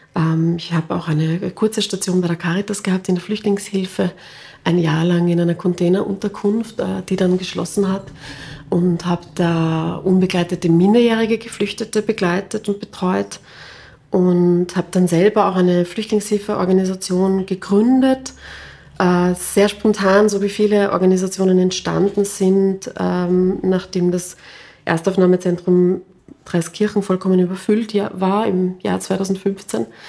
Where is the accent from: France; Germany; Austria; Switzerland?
Austria; Klosterneuburg, Lower Austria; ich bin aufgewachsen in Klosterneuburg.